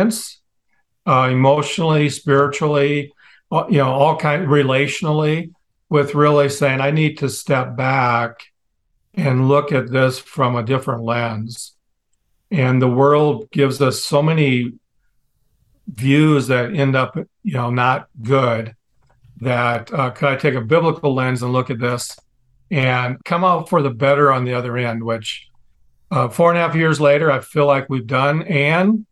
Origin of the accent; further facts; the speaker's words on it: Midwest, United States; I grew up in the Midwest